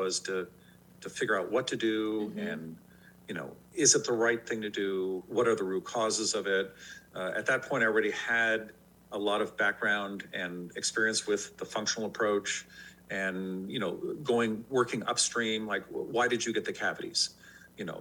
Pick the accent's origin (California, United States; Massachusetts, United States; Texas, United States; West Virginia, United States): California, United States; San Francisco; I grew up in San Francisco